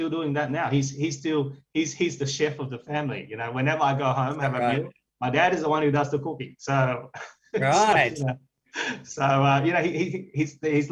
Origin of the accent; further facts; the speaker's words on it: Sydney, New South Wales, Australia; also born or lived in Vietnam; So I grew up in the suburb in Lekemba